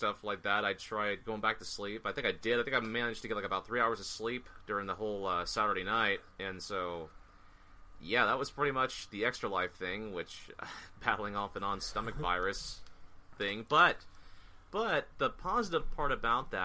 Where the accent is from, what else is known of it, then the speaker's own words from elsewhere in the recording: Bay Area, California, United States; now in Washington, United States; I'm a transplant from the Bay Area. The Antioch, Sacramento area